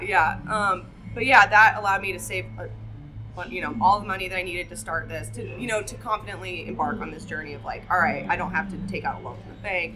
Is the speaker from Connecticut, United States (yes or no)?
no; Buffalo, Wyoming, United States; moved away as an adult; also born or lived in Bozeman, Montana / Sheridan, Wyoming; I'm going to go home back to Wyoming, where I'm from. I'm from Buffalo, Wyoming.